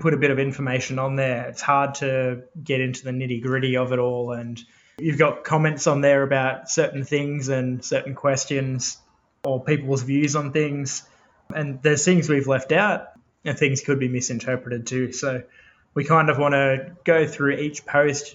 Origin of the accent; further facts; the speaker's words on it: Newcastle, New South Wales, Australia; moved away as an adult; now in Sydney, Australia; So I grew up actually in Newcastle, moved around a bit before then, settled down there with my family. We lived there for probably 12 years